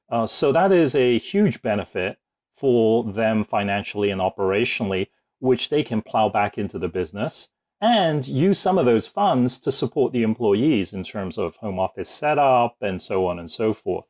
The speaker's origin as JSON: {"language": "English", "town": "Woking", "region": "South East England", "country": "United Kingdom", "tie": "born or raised there", "also_born_or_lived": "Singapore", "moved": "yes", "lives_now": "United States", "said": "I was born in Woking, which is, uh, a little suburb just outside of London"}